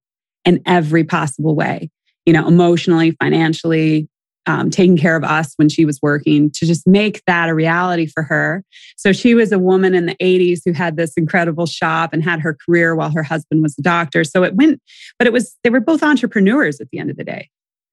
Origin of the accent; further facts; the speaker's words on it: Delaware, Ohio, United States; born there; Well, I was born in Delaware, Ohio, right up the road from where I live now.